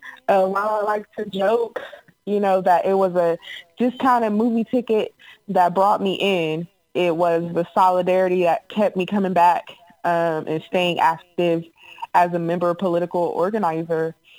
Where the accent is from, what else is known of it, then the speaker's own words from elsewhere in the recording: Ohio, United States; now in Washington, United States; I am a forever Buckeye. So, you know, just want to throw that out there. But yeah, born and raised in Ohio. I come from a union family.